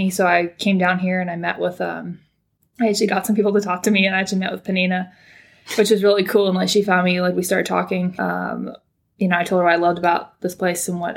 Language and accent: English; California, United States; moved away as an adult; now in Auckland, New Zealand; Uh, I'm from the States, actually. I'm from California. Um, but I'm down here in New Zealand